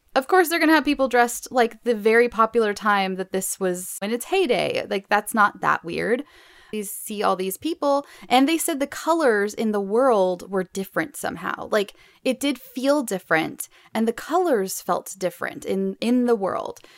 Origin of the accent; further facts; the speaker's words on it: Southern California, United States; I grew up not only in Southern California, but in the middle of the desert